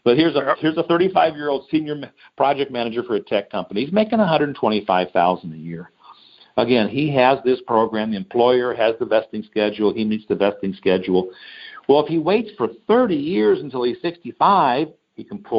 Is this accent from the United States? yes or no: yes; Detroit, Michigan, United States; I'm from Detroit